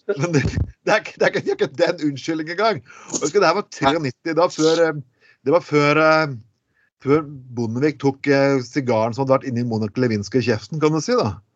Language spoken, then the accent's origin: Norwegian; Bergen, Vestland, Norway; accent: Bergen dialect; vi er bergenspodkast, folkens, men eh, du hører det på dialekten min.